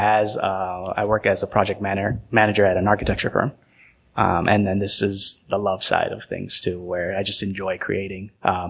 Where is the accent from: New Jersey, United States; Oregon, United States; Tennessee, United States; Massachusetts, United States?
Massachusetts, United States; Born and raised here, but my father's from Puerto Rico. My mother's from Ecuador.